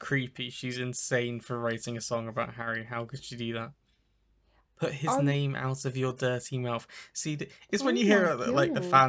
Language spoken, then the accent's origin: English; New Zealand; Yeah, I'm originally from New Zealand.